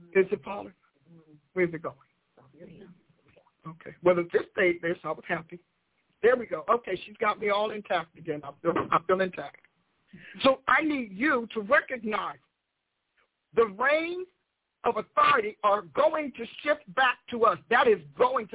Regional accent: United States; I am an American, blood-born, off the dirt and the ground

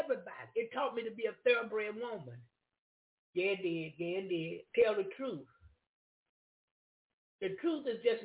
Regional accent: Jacksonville, Florida, United States; I come from Duval County, I didn't come from that surrounding

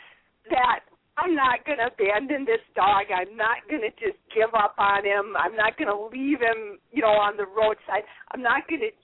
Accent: Wisconsin, United States; I am from Wisconsin in the northern part of the United States

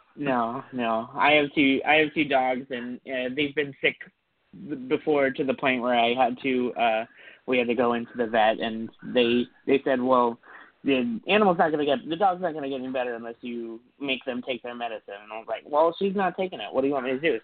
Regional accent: San Francisco Bay Area, California, United States; moved away; also born or lived in Minnesota; moved to to the San Francisco Bay Area.

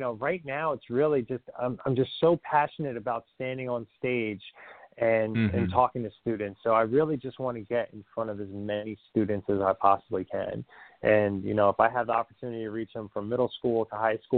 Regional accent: New Jersey, United States; I'm an Italian from Jersey

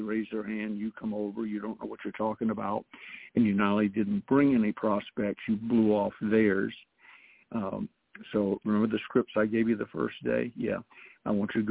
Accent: the South, United States; I'm a Southerner

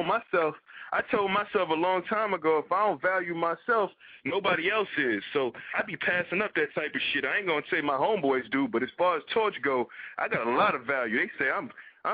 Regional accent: New York City, New York, United States; I'm from New York City

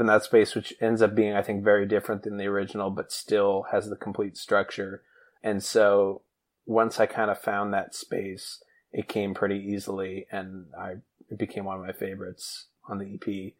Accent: New Hampshire, United States; Yeah, her first album will always have like a special place in my heart, because I grew up in New Hampshire

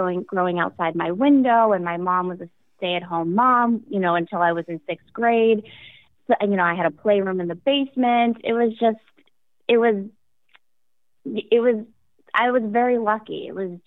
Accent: Maine, United States; I'm from Maine, and I grew up as an only child

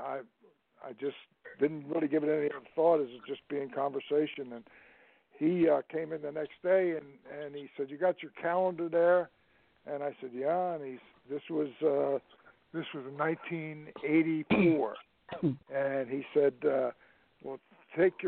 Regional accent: New Jersey, United States; moved away; also born or lived in Florida; I was originally from New Jersey and often went to Madison Square Garden

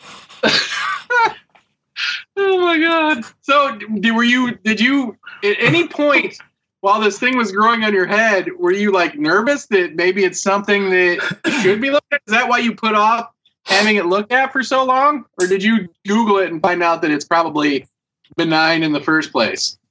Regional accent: United States; I am American

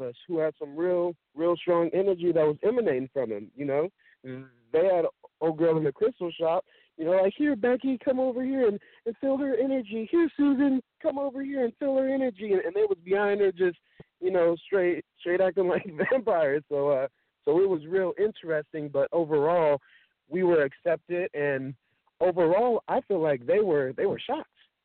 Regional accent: Sacramento, California, United States; I'm from Sacramento, California

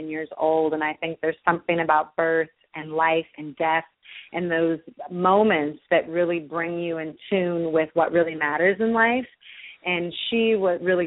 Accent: the Bay Area, California, United States; I come from the Bay Area, single-parent family

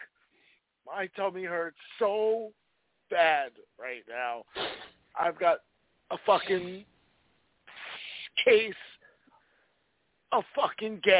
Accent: New Jersey, United States; we're from Jersey

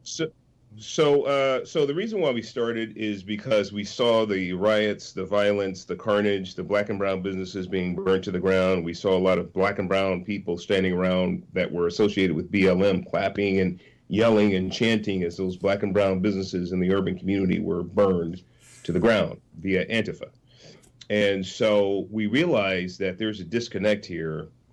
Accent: San Francisco, California, United States; I was born in San Francisco. I was born in abject poverty, Hunters Point projects first seven years or so of my life, and um, and then moved to uh, lower middle class neighborhood

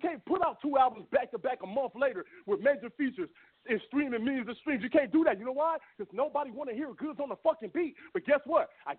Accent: Los Angeles, California, United States; hey, listen, I'm from South Central, nigga.

